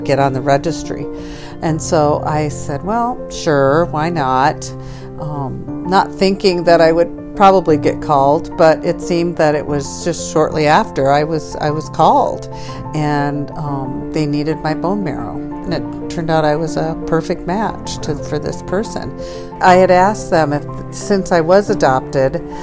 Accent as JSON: {"language": "English", "region": "Michigan", "country": "United States", "tie": "born or raised there", "also_born_or_lived": "Traverse City, Michigan", "moved": "yes", "lives_now": "Edmonds, United States", "said": "I am from Edmonds, Washington, originally born and raised in Michigan"}